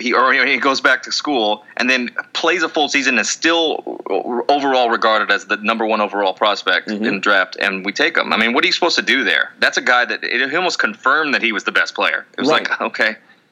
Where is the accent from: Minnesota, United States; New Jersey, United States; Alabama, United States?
New Jersey, United States; Hey, I'm from Jersey.